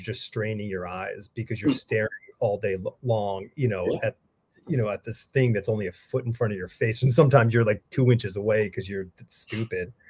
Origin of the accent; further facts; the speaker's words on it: New England, United States; moved away; I grew up in New England